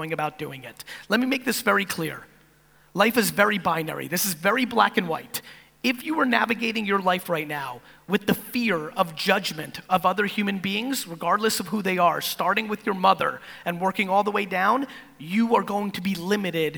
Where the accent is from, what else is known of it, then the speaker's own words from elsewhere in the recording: East Coast of America, United States; also born or lived in Soviet Union; as an immigrant from the Soviet Union growing up on the East Coast of America